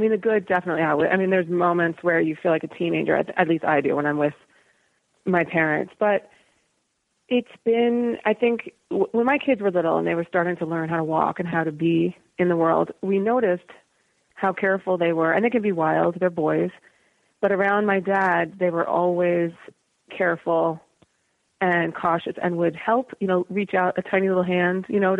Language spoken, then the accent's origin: English; United States; You know, I'm an American kid and I get